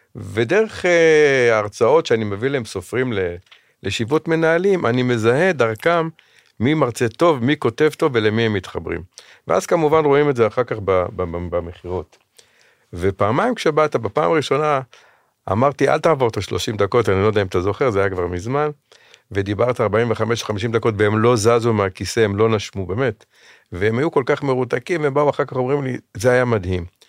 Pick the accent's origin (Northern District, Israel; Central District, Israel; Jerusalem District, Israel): Jerusalem District, Israel; Jerusalem; כשהייתי בכיתה א', אני במקור ירושלמי, גרתי